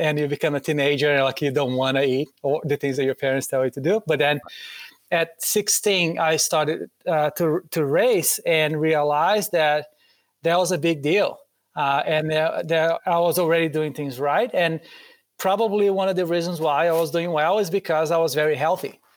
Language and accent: English; Brazil; English is a second language; moved away; Growing up in Brazil